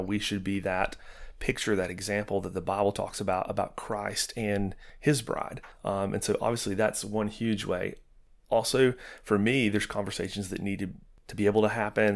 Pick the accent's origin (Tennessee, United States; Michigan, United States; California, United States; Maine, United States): Tennessee, United States; Knoxville; moved away as an adult; also born or lived in Rockwood, Tennessee; now in Chattanooga, United States; we're from Knoxville